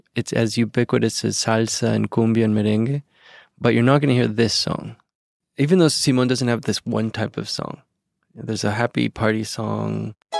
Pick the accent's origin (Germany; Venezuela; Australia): Venezuela; now in United States; this country that I grew up